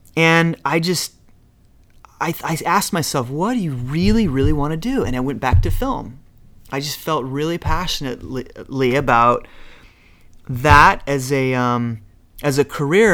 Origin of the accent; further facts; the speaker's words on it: Utah, United States; moved away; you're just some kid from Utah, so I grew up in Utah.